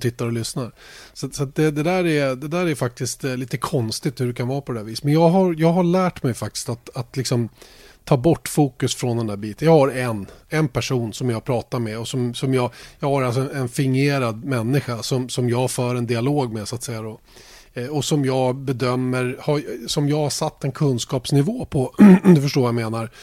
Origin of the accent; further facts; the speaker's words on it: Sweden; Vi är ju svenskar